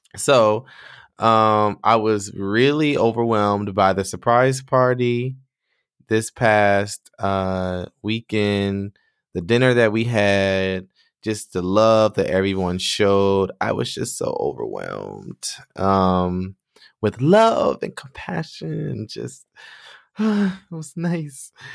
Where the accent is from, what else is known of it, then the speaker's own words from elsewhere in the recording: Michigan, United States; moved away as an adult; I decided to move back to my home state, my home city